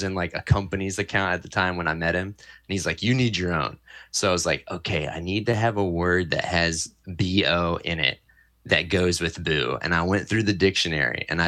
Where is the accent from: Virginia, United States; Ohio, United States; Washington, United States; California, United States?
Virginia, United States; Fredericksburg; moved away as an adult; also born or lived in Richmond, Virginia / Brooklyn, New York / Hudson Valley, New York; now in New York, United States; I'm originally born and bred in Fredericksburg, Virginia, a very small town.